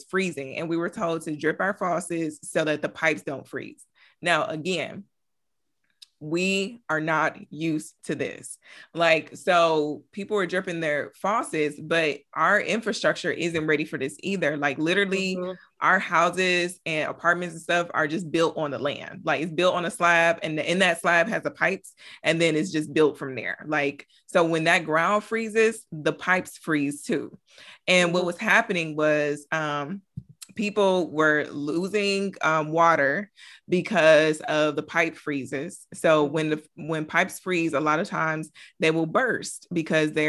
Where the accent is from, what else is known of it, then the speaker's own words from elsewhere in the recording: Michigan, United States; now in Texas, United States; I'm from Michigan, so I'm used to snow